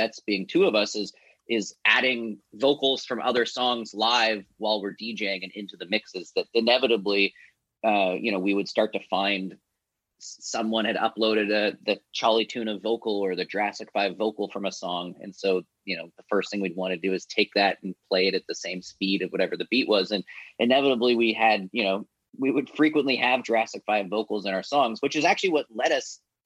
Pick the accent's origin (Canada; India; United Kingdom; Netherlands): Canada; Vancouver Island, British Columbia; my brother, like growing up on Vancouver Island